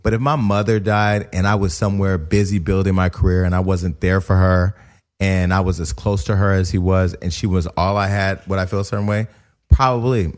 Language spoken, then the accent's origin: English; Stockton, California, United States; now in Los Angeles, United States; I'm from Stockton, California